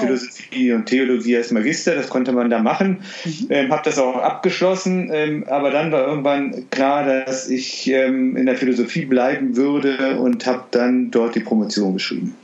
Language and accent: German; Düsseldorf, North Rhine-Westphalia, Germany; ich bin in Düsseldorf aufgewachsen